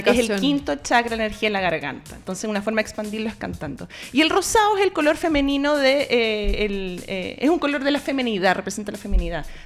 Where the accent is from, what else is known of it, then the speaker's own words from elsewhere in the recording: Concepción, Biobío, Chile; Yo crecí en Conce